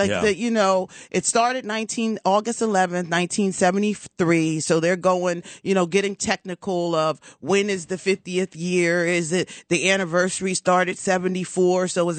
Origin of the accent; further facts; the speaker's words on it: Cherry Hill, New Jersey, United States; I'm half Jewish, Santos. I'm half Jewish. Yeah. I'm from Cherry Hill.